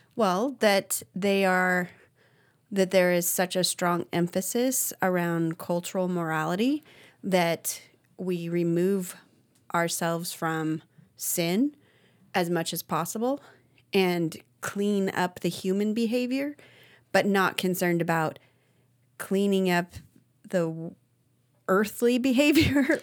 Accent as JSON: {"language": "English", "region": "Arizona", "country": "United States", "tie": "born or raised there", "also_born_or_lived": "Idaho", "moved": "yes", "said": "it was a little different for me growing up in Arizona"}